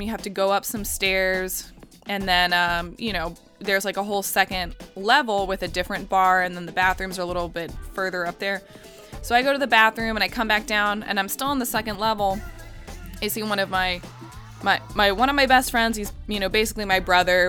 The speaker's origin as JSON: {"language": "English", "town": "Orlando", "region": "Florida", "country": "United States", "tie": "born or raised there", "said": "growing up in Orlando"}